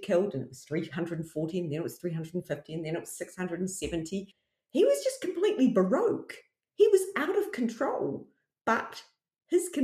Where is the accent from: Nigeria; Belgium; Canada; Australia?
Australia; coming from Australia and like nobody can understand my accent